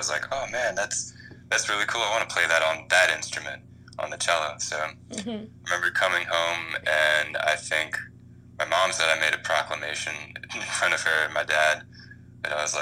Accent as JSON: {"language": "English", "town": "Columbia", "region": "Maryland", "country": "United States", "said": "I'm from Columbia, Maryland."}